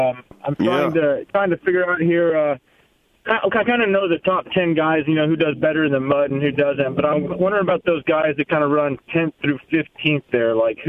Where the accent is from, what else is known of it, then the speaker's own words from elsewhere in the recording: Medford, Oregon, United States; I'm from Medford, Oregon